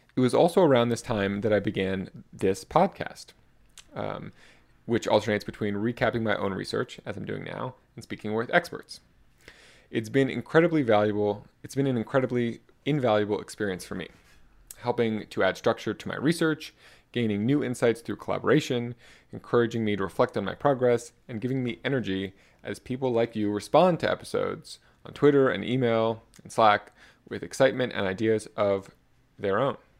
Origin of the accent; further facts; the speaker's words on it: South Florida, United States; also born or lived in New York City; I was born in New York City in nineteen ninety-four in, and raised in South Florida